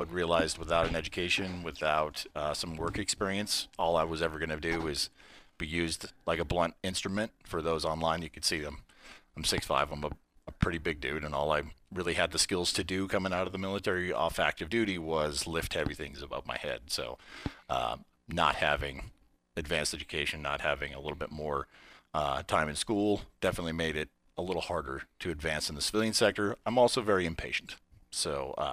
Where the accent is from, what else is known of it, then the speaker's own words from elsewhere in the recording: Reno, Nevada, United States; I'm born and raised in Reno.